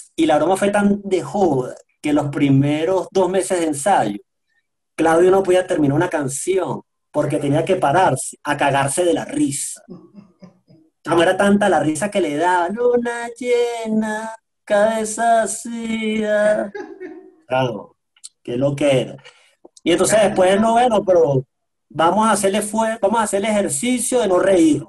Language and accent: Spanish; Venezuela; moved away as an adult; now in Quito, Ecuador; los venezolanos somos muy confianzudos, somos gritones, somos groseros